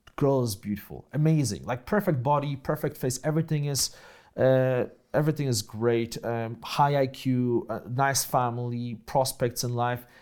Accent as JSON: {"language": "English", "country": "Poland", "tie": "born or raised there", "also_born_or_lived": "Grudziądz", "accent": "Polish accent", "first_language": "Polish", "second_language": "English", "moved": "as an adult", "said": "So, uh, I grew up in Poland, right, after communism."}